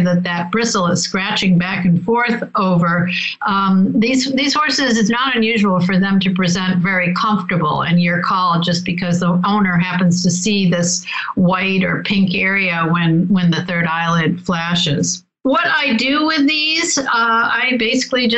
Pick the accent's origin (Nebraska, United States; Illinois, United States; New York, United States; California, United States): New York, United States; Rochester; I'm from Rochester, New York